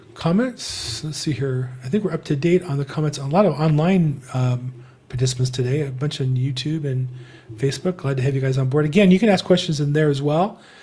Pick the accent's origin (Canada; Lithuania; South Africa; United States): United States; California; I'm from California